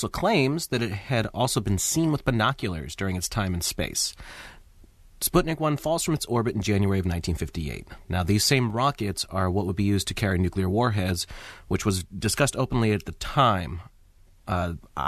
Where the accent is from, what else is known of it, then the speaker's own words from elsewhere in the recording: United States; being good American citizens that we are